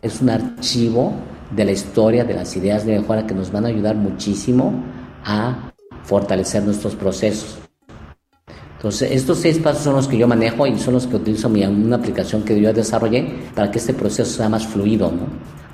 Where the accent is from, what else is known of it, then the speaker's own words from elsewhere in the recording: Mexico; also born or lived in Japan; nosotros como cultura mexicana somos una cultura muy, muy creativa